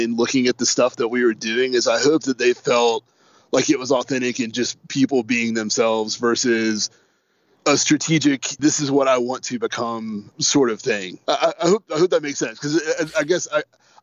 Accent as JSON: {"language": "English", "region": "North Carolina", "country": "United States", "tie": "born or raised there", "said": "we're all from North Carolina, and I think that's one thing that makes us unique, is that we all grew up around here."}